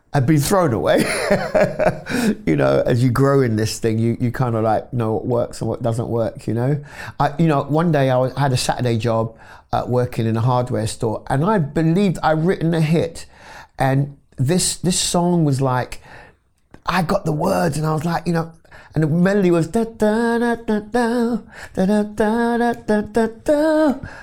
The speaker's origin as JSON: {"language": "English", "region": "London", "country": "United Kingdom", "tie": "born or raised there", "said": "I was born in London, North West London, in, uh, a wonderful area called Wilsden"}